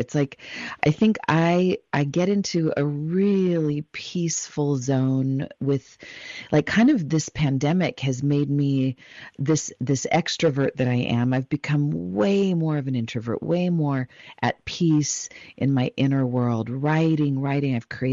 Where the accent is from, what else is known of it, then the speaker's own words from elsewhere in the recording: Los Angeles, California, United States; I was born in Los Angeles, California